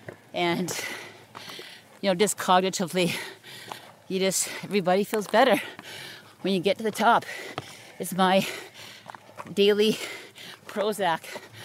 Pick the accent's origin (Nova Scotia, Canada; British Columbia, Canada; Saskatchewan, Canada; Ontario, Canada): British Columbia, Canada; North Vancouver; now in West Vancouver, Canada; I was born here on Grouse Mountain in North Vancouver. I lived, born and raised here. I live now in West Vancouver. I grew up here on this mountain